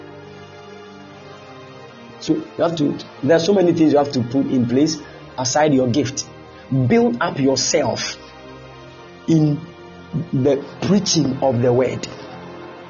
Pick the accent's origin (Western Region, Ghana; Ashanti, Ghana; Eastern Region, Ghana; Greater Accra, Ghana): Ashanti, Ghana; Kumasi; moved away; I came from Kumasi